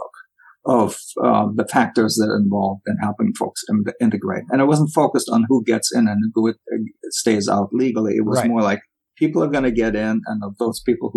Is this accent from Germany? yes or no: yes; Germany; now in United States; as a former German